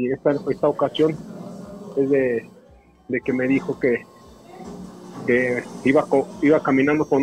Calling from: Mexico City, Mexico; Sí, hablamos acá en Distrito Federal.

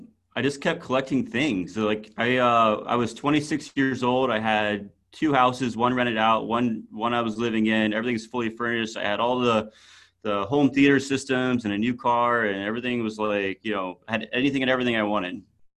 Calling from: Raleigh, North Carolina, United States; I am in Raleigh, North Carolina.

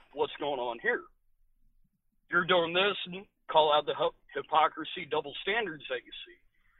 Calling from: Rhode Island, United States; calling from Rhode Island.

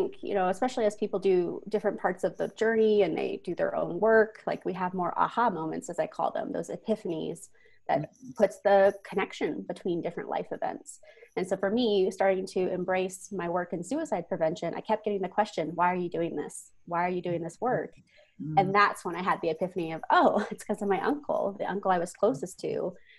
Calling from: Denver, Colorado, United States; Yes, I am calling in from Denver, Colorado, USA.

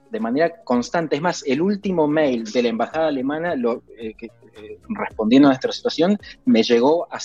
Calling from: Mar del Plata, Buenos Aires Province, Argentina; de Mar del Plata

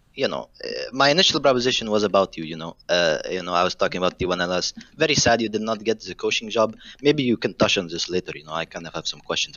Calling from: Phoenix, Arizona, United States; calling from Phoenix, Arizona.

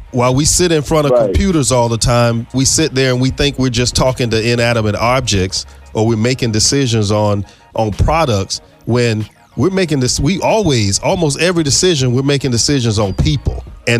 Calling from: Tallahassee, Florida, United States; I'm calling you from Tallahassee

